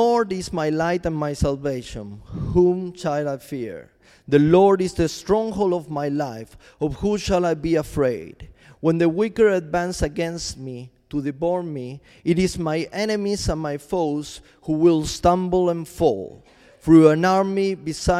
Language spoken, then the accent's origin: English; Argentina; moved away as an adult; also born or lived in Chile; I'm from Argentina, and I moved to Chile